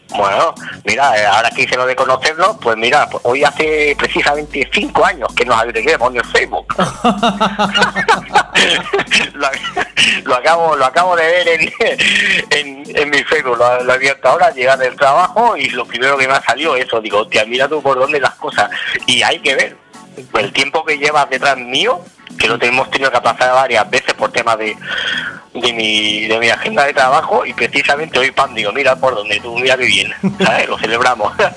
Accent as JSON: {"language": "Spanish", "town": "Torroella de Montgrí", "region": "Catalonia", "country": "Spain", "tie": "born or raised there", "said": "trabajaba en Radio Mongrí, en mi pueblo, todavía de Mongrí"}